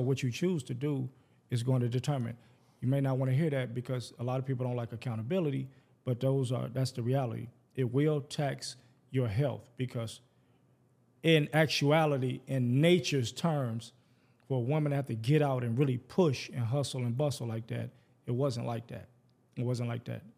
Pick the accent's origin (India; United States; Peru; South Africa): United States; Detroit, Michigan; growing up in Detroit, which is, by statistics, the blackest city in America. We eighty-seven percent black